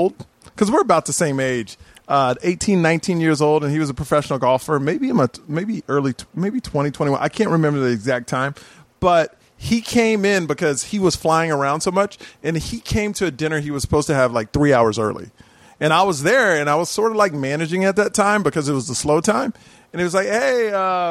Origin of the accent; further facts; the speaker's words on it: Houston, Texas, United States; now in Los Angeles, United States; I grew up in Houston, Texas, all white school